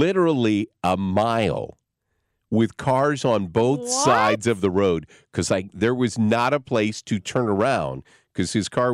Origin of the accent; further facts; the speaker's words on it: Berryville, Arkansas, United States; Berryville, Arkansas, where I grew up in Northwest Arkansas, is right next to Eureka Springs